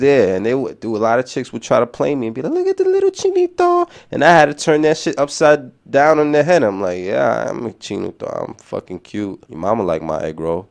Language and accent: English; New York City, New York, United States; accent: New York City; my city accent just to smooth talking fast, New York City shit